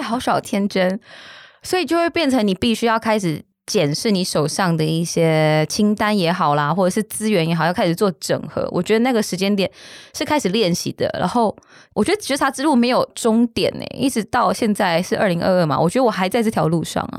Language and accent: Chinese; Taiwan; 我们小时候在眷村长大嘛